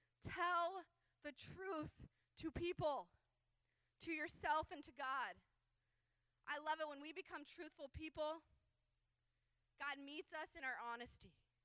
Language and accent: English; California, United States; People don't like us because we're from California